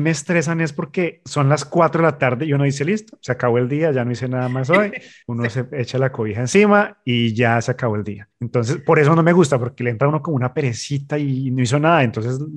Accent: Bogotá, Colombia; moved away as an adult; now in Canada; Yo vengo de Bogotá, donde no hace este clima tan caliente en ese mes.

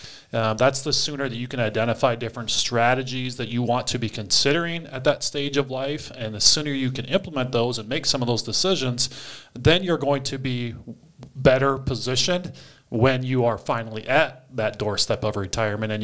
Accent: Eastern Iowa, United States; grew up in Eastern Iowa

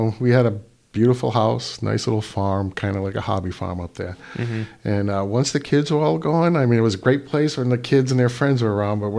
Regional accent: East Providence, Rhode Island, United States; also born or lived in Pascoag, Burrillville, Rhode Island; I'm a lifelong Rhode Islander. I was born and bred in East Providence, Rhode Island. Graduated from East Providence High School. Went away to college, the U.S. Merchant Marine Academy, and came back

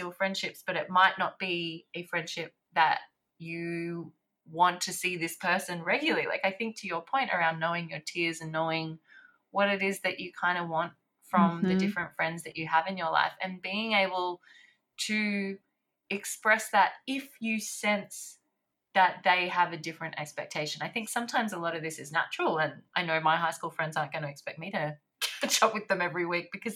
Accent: Sydney, New South Wales, Australia; also born or lived in Paris, France; I'm here now in Sydney

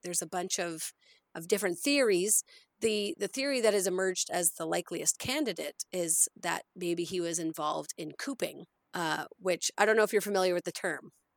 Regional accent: Nova Scotia, Canada; now in Alberta, Canada; I grew up following along in Shubenacadie, Nova Scotia

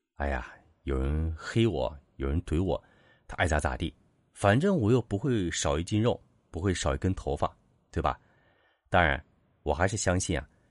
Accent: Suqian, Jiangsu, China; also born or lived in Beijing; 我是二零二二年秋天，接受北漂，回到我的老家江苏省苏仙市的

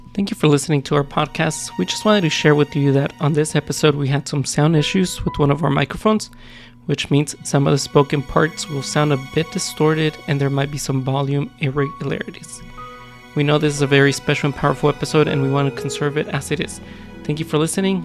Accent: Los Angeles, California, United States; also born or lived in Mexico; I grew up in East LA pretty much my entire life

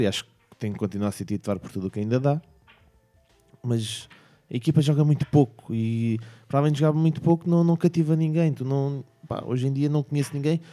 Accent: Portugal; como português

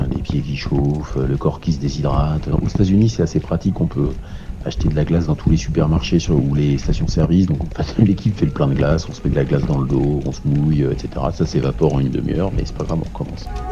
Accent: Ris-Orangis, Île-de-France, France; je suis né à Rissorangis, euh, dans l'Essonne, 91

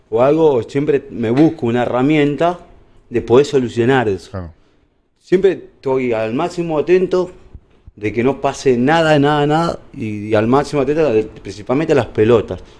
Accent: La Plata, Buenos Aires Province, Argentina; also born or lived in La Pampa; Y ahí, eh, bueno, chiquito, me crié más que en La Plata que en La Pampa.

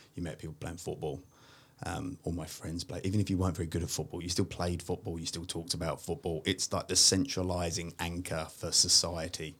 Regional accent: London, United Kingdom; moved away as an adult; now in Sydney, Australia; I'm originally from uh, a part of East London called Walthamstow

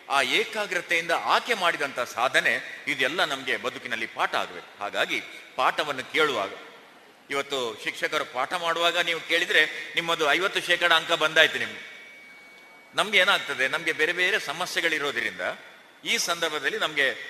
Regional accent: Karvalu, near Karkala, Karnataka, India; ಕಾರ್ಕಳದ ಹತ್ರ ಕರ್ವಾಲು ಅಂತ ನನ್ನ ಊರು

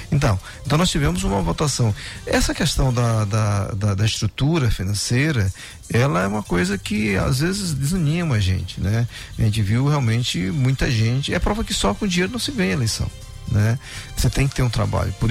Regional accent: Viana, Brazil; Eu sou de Viana.

